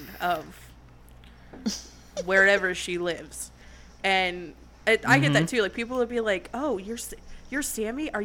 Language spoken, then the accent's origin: English; Maryland, United States; now in North Carolina, United States; I'm from Maryland originally, but I live in North Carolina now